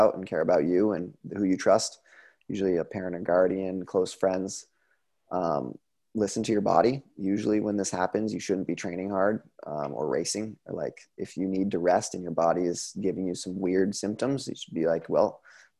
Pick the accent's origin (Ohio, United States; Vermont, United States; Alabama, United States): Vermont, United States; moved away as an adult; also born or lived in Sun Valley, Idaho; I'm from Vermont, you know, it's an hour and a half, Craftsbury is an hour and a half from my home